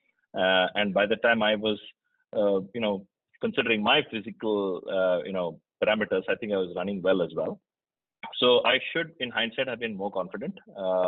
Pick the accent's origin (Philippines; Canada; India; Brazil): India; Mumbai, Maharashtra; moved away as an adult; also born or lived in Kerala; now in United States; I from India. I live in the US, of course, now, but I was born in Kerala, lived most of my life in Mumbai